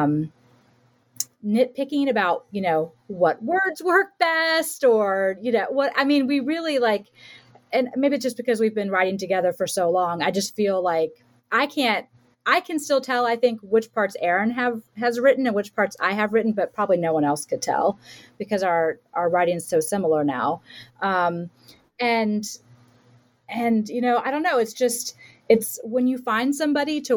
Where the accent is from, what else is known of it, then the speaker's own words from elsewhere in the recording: Florida, United States; I'm from Florida